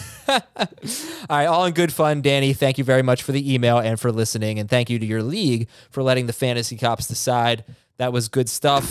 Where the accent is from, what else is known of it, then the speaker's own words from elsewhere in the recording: South Florida, United States; also born or lived in New York; I was born in New York. I grew up in South Florida.